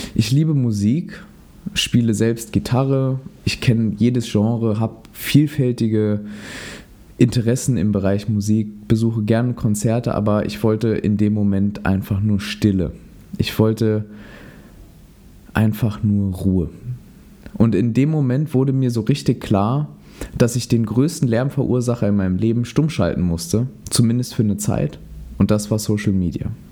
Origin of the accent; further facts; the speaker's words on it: Saarland, Germany; in meiner Heimat im Saarland